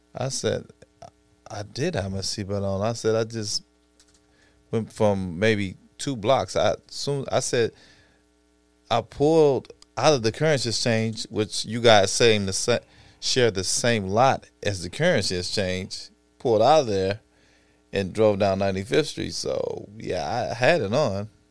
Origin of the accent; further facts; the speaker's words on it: Chicago, Illinois, United States; growing up in Inglewood slash Auburn, Gresham